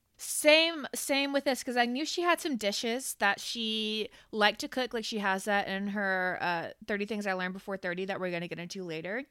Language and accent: English; Florida, United States; I'm from Florida